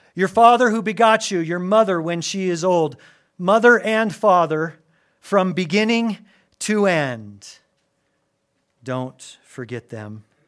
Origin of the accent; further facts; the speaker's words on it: Albuquerque, New Mexico, United States; also born or lived in Gary, Indiana; my dad for whatever reason, was led to move our family when I was a newborn from Gary, Indiana, right outside Chicago to Albuquerque, New Mexico.